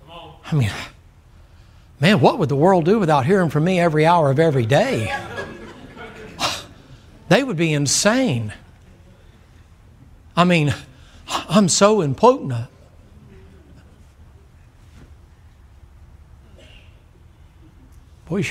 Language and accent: English; the South, United States; I'm from the South